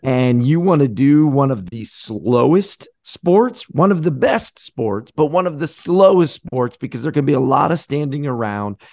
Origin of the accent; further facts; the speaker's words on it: Florida, United States; growing up in Florida